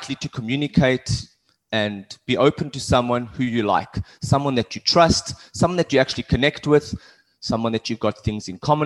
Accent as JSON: {"language": "English", "country": "South Africa", "tie": "born or raised there", "also_born_or_lived": "Cape Town", "moved": "yes", "said": "I've done a lot of sports when I grew up in South Africa."}